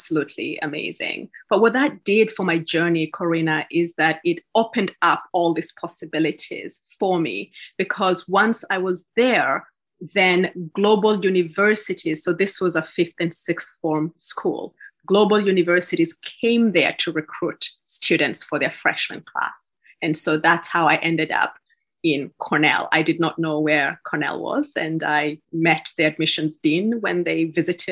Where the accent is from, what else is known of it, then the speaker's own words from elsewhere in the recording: Kisii, Kisii County, Kenya; moved away as an adult; I was born in Kenya, in Kisii, in Western Kenya, and I had the fortune to attend one of the leading high schools in the country